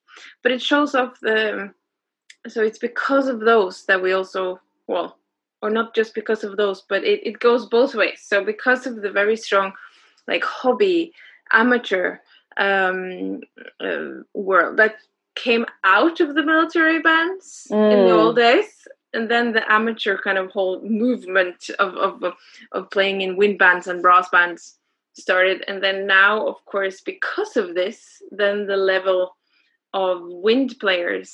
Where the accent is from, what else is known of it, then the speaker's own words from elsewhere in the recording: Oslo, Norway; Oslo, yes. It's my hometown, so it's where I'm born and everything.